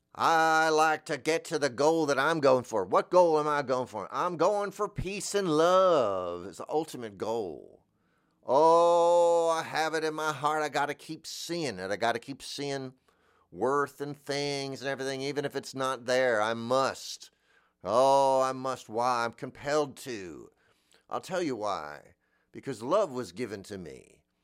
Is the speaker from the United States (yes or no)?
yes; Florida, United States; I'm from Florida